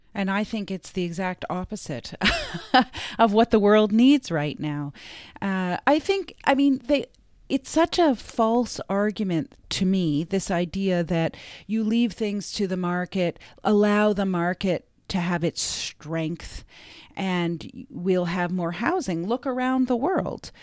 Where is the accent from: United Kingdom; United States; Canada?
Canada; I grew up in Canada